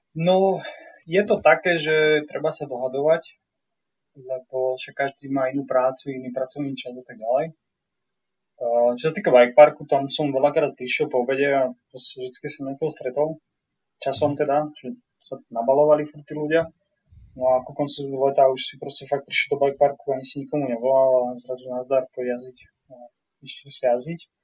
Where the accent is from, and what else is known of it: Slovakia; moved away as an adult; now in Whistler, Canada